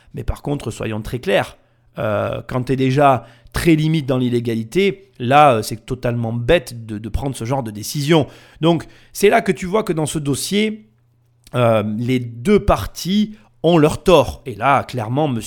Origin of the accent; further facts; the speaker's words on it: the South, southern France, France; accent: southern (accent du Sud); Mon accent du Sud